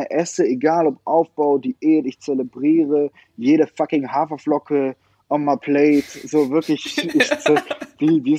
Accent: Leverkusen, North Rhine-Westphalia, Germany; in meiner Heimatstadt Leverkusen trainiert

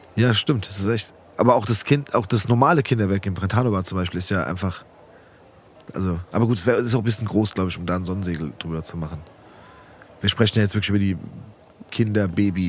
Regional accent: Rödelheim, Hesse, Germany; bei uns in Rödelheim

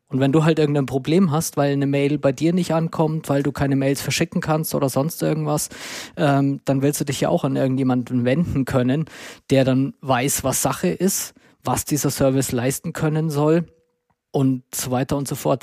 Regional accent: Würzburg, Bavaria, Germany; moved away as an adult; now in Munich, Germany; ich komme gebürtig aus Würzburg, dort bin ich geboren und aufgewachsen

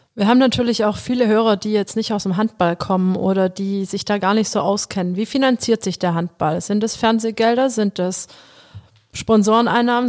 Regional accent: Metzingen, Baden-Württemberg, Germany; Mein Papa, der ist Abteilungsleiter geworden bei uns in Metzingen

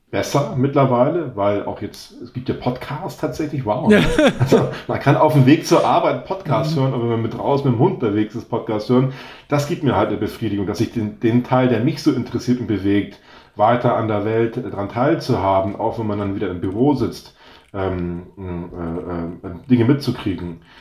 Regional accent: North Sea coast, Germany; also ich bin ja an der Nordseeküste aufgewachsen und dann äh, sagt man der morgendliche Drümmelpott, ne?

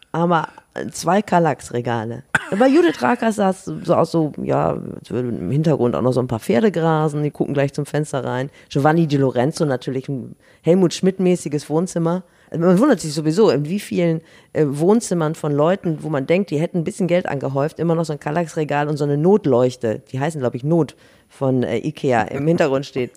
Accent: Northern Germany, Germany; wir als Norddeutsche

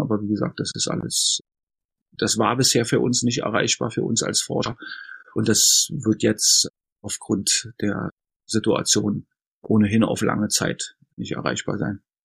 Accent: Berlin, Germany; Ich bin in Ostberlin geboren worden und war, als die Mauer fiel, 22,5 Jahre alt.

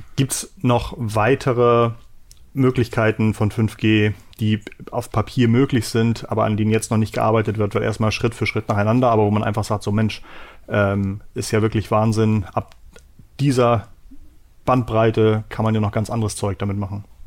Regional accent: Hamburg, Germany; bei uns in Hamburg

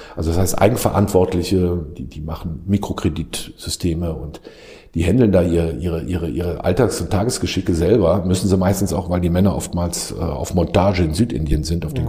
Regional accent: Rhineland, Germany; now in India; als Rheinländer in Deutschland

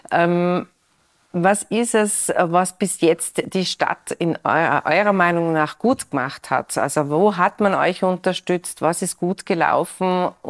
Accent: Tyrol, Austria; bei uns in Tirol

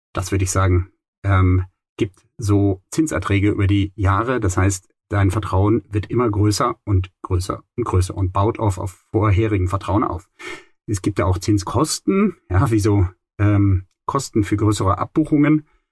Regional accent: Rhineland, Germany; Im Rheinland, wo ich aufgewachsen bin

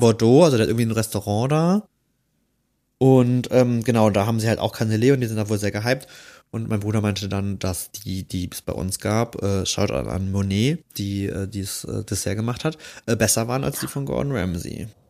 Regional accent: Rhineland, Germany; als Rheinländer

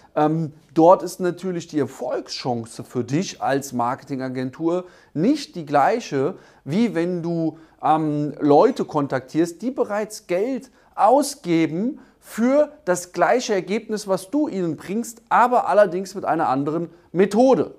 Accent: Germany; bei uns in Deutschland

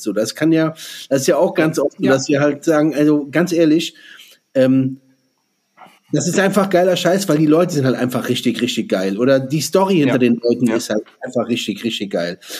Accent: Germany; hier bei uns in Deutschland

